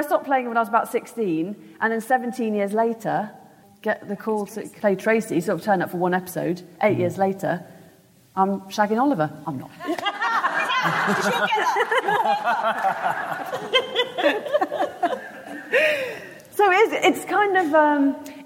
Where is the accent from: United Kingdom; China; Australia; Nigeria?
United Kingdom; Birmingham, West Midlands; I grew up in Birmingham